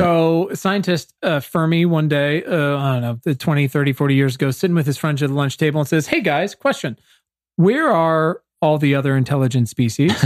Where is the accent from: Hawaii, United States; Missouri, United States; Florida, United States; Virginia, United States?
Virginia, United States; I'm from Virginia